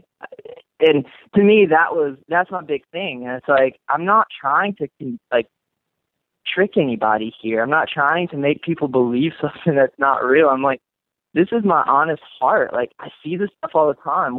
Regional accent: North Carolina, United States; now in Las Vegas, United States; I'm from the North Carolina, and so I went to church

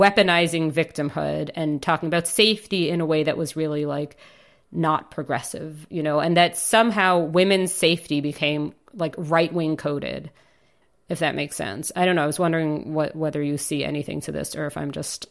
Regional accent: United States; moved away; I grew up in the States

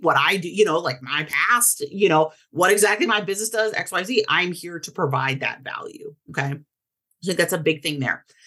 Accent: Portland, Oregon, United States; I grew up in Portland, Oregon.

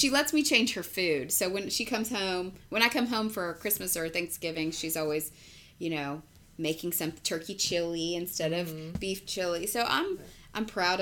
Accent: Texas, United States; I'm a Texan

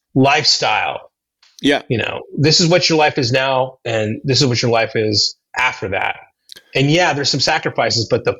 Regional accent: Seattle, Washington, United States; now in Huntington Beach, United States; I was born in Seattle and grew up a little bit in Seattle.

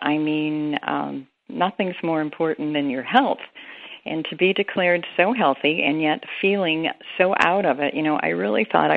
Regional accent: Appalachian Kentucky, United States; I was born in the Appalachian area of Kentucky and raised in a Pentecostal church

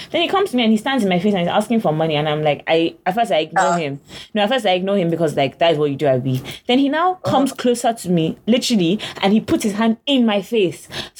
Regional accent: London, United Kingdom; now in United States; I'm actually from London. I don't do this. I don't do American things like

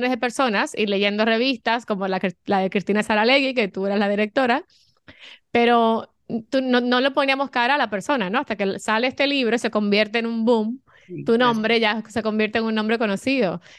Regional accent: Dominican Republic; moved away as an adult; now in Miami, United States; yo soy dominicana, obviamente menos aplatanada, como dicen, porque ya vine hace, 24 años que vine

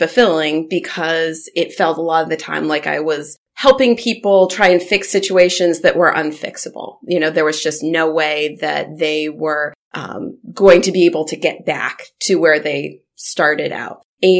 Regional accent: Southern Maine, United States; also born or lived in Bangor, Maine; I grew up in Southern Maine, and then when I graduated from law school, came up to the Bangor area to work and have been in this area since then.

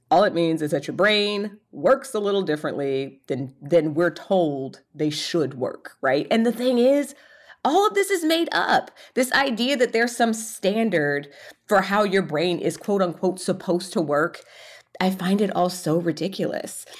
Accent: Atlanta, Georgia, United States; I was born in Atlanta, Georgia

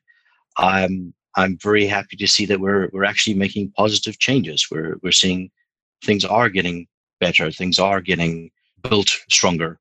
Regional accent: South Africa; moved away as an adult; now in London, United Kingdom; I'm a South African living in London. I've been here nearly 2 years now.

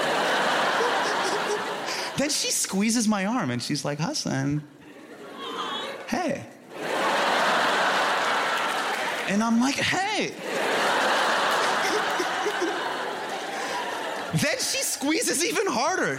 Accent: United States; my parents are from India, okay? But as for me, I'm an American

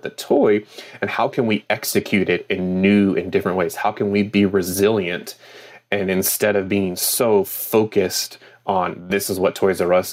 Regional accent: United States; in my home state

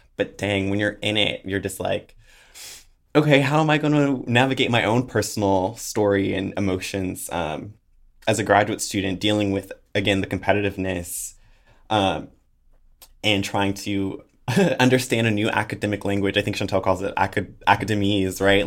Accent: Oakland, California, United States; moved away as an adult; now in Eugene, United States; my superhero origin story starts in Oakland, California, where I'm from. Hey, the Bay

